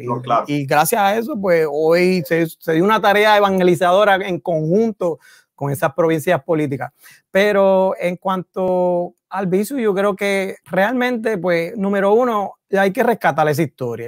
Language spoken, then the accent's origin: Spanish; San Juan, Puerto Rico; also born or lived in Massachusetts; yo soy de Villa Prade